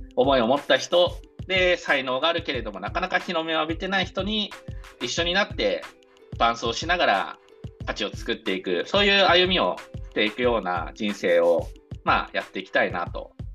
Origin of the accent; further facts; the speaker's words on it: Fukaya, Saitama, Japan; 生まれ故郷が埼玉県深谷市というところで深谷のに生まれ育った